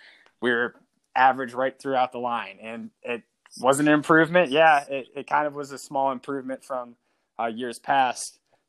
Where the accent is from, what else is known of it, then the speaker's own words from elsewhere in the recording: Ohio, United States; because I do think growing up in Northwest Ohio, like, you have a lot of those intangibles.